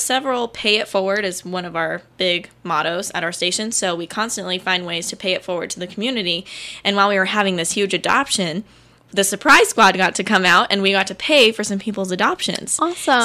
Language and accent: English; Arizona, United States; I'm from Arizona.